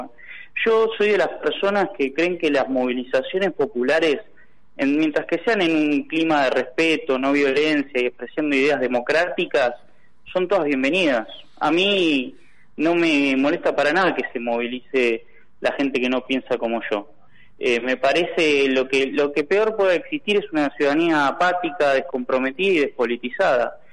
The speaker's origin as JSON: {"language": "Spanish", "region": "Buenos Aires Province", "country": "Argentina", "said": "Como bonaerense"}